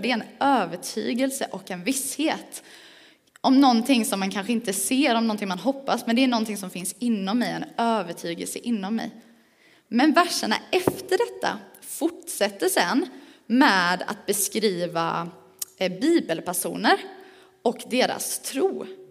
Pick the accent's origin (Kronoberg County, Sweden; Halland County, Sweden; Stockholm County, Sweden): Kronoberg County, Sweden; Växjö; accent: Småländska; also born or lived in Skåne; now in Falköping, Sweden; jag är född skåning, men det hör man inte på min dialekt för att jag har bott i Växjö, eller runt om Växjö ganska länge. Så om man undrar vad är det för språk hon säger när hon inte uttalar sina R, då är det för att jag är smålänning